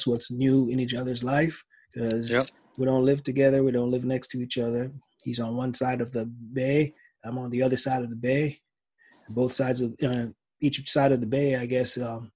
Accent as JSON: {"language": "English", "country": "Jamaica", "said": "I'm Jamaican"}